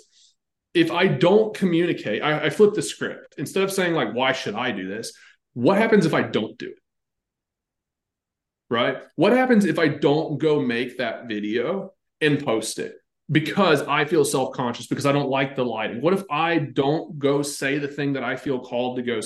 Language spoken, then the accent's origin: English; North Carolina, United States; I grew up, like you could bull ride like 7 days a week, because I'm from North Carolina